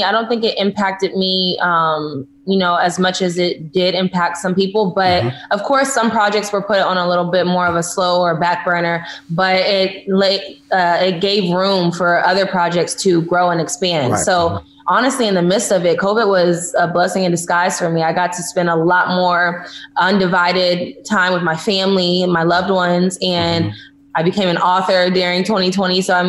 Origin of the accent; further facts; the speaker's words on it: Houston, Texas, United States; now in Los Angeles, United States; Well, okay, so I am actually, I currently live in Los Angeles, California.